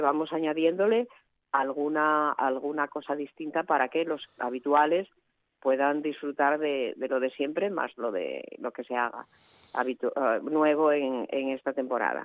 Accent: Asturias, Spain; cuando salimos de Asturias

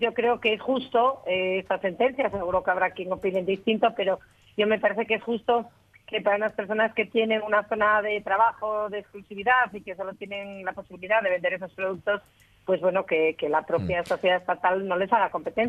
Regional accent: Spain; yo soy la única española que participa en ese simposio

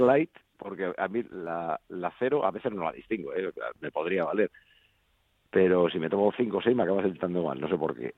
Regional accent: Madrid, Community of Madrid, Spain; also born or lived in Folgueras, Asturias; también me siento madrileño, claro, porque hacer nací aquí

